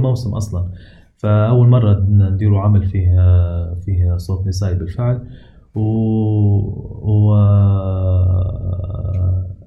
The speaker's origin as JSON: {"language": "Arabic", "country": "Libya", "said": "عندنا في ليبيا"}